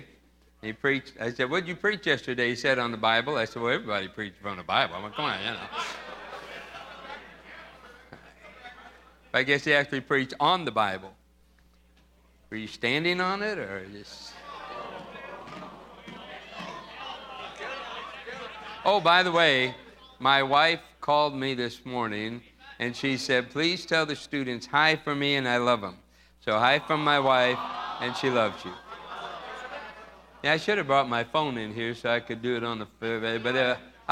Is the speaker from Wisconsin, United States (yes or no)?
no; Indiana, United States; I'm a Hoosier, man. I'm a Hoosier.